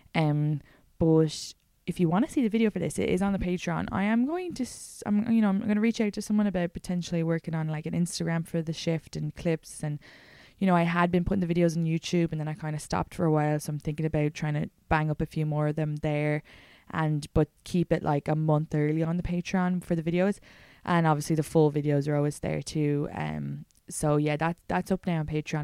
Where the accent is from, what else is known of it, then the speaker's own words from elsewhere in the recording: Ireland; as Irish women